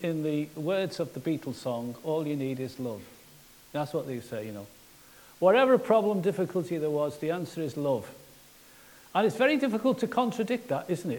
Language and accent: English; Liverpool, North West England, United Kingdom; I'm from Liverpool.